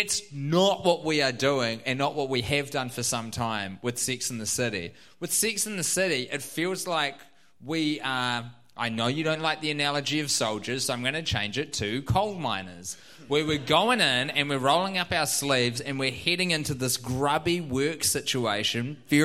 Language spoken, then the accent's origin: English; New Zealand; accent: New Zealand; I am so self-conscious of my New Zealand accent while I am in the United States